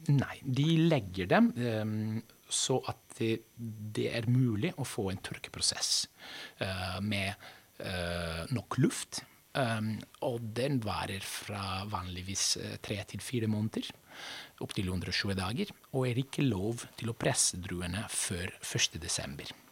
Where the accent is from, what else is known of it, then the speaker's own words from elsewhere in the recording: Veneto, Italy; now in Norway; Jeg kommer fra Veneto.